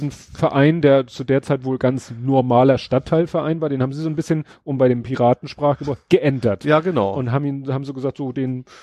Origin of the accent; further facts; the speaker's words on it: Hamburg, Germany; Aber interessant, weil wie gesagt, ich als Hamburger